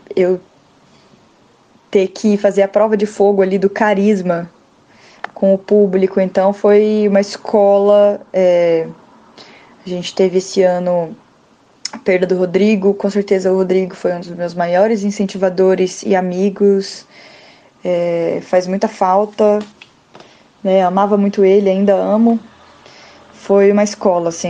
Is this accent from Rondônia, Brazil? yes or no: yes; Rondônia, Brazil; eu sou de Rondônia